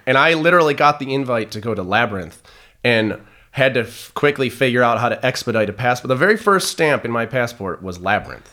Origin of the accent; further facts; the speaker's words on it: Detroit, Michigan, United States; growing up in Detroit in the nineties